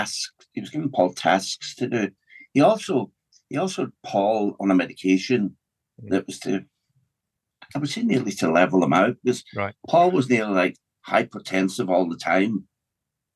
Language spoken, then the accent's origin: English; Glasgow, Scotland, United Kingdom; now in Donegal, Ireland; I was born in Scotland, in Glasgow, in a very working class environment.